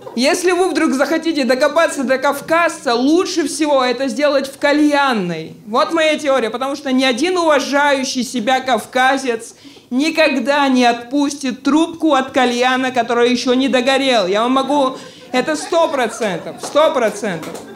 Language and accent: Russian; Georgia; now in Moscow, Russia; Мне 28, Боже, я грузин